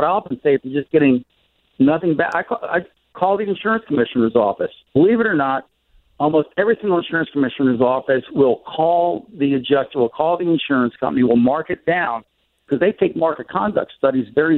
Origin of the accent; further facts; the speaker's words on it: Tampa, Florida, United States; my hometown's here in Tampa